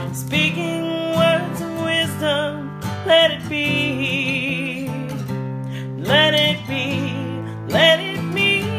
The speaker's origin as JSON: {"language": "English", "country": "Canada", "accent": "Canadian", "said": "Sorry, my Canadian accent might have..."}